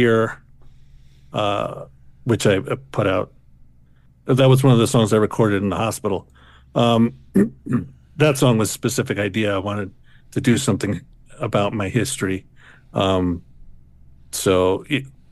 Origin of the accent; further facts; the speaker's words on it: New York City, New York, United States; I grew up in New York City.